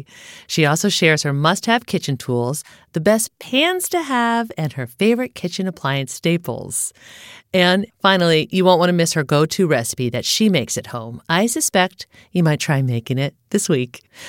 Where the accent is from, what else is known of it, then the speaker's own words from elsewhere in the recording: Connecticut, United States; I grew up in Connecticut.